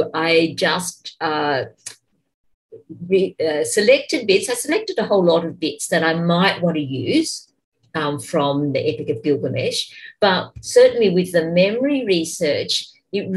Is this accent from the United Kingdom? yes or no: no; Australia; the first post-Mabo native title claim was made in my hometown